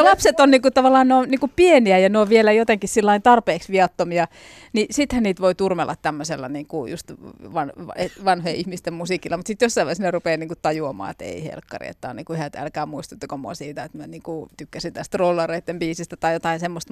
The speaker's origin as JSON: {"language": "Finnish", "town": "Jyväskylä", "region": "Central Finland", "country": "Finland", "tie": "born or raised there", "said": "meillä päin Jyväskylässä"}